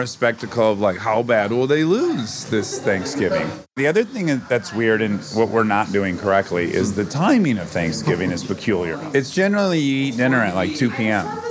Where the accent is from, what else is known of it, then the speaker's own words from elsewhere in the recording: Detroit, Michigan, United States; I'm from Detroit